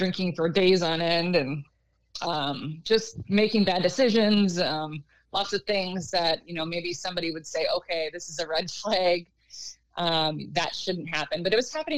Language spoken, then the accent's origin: English; Minnesota, United States; now in Rochester, United States; I live about 45 minutes from where I grew up